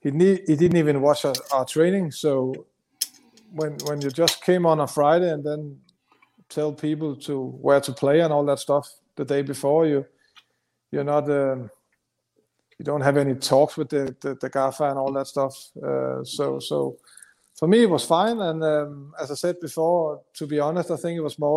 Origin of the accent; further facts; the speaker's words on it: Denmark; English is a second language; moved away as an adult; also born or lived in London; When you came over from Denmark, you can, as you know, I can speak English, but it's still a strange accent even in London.